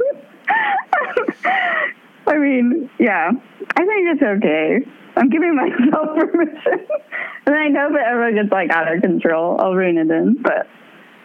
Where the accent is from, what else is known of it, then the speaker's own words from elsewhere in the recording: San Jose, California, United States; I grew up in San Jose